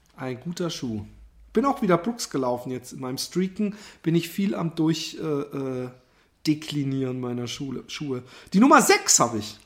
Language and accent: German; Busenbach, Baden-Württemberg, Germany; ich bin in Busenbach aufgewachsen